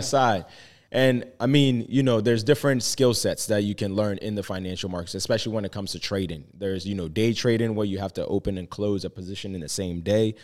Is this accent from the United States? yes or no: no; Ghana; moved away; I was born and raised in Ghana